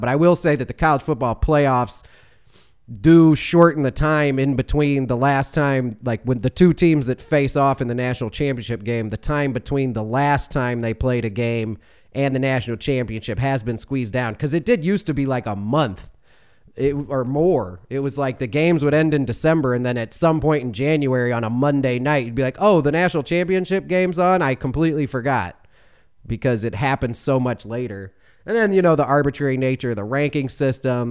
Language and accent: English; Chicago, Illinois, United States; now in Georgia, United States; that's my hometown